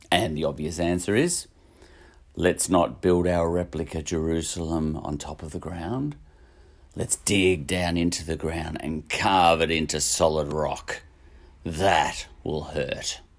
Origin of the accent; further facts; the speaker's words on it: Australia; Uh, I'm Australian, so I'm calling him Fantasia.